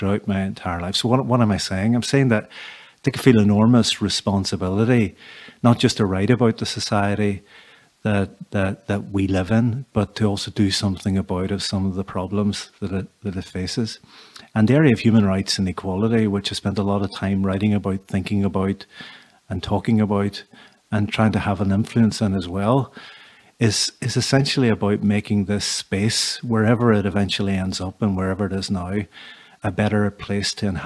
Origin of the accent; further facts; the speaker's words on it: Derry, Northern Ireland, United Kingdom; I was born and brought up in Derry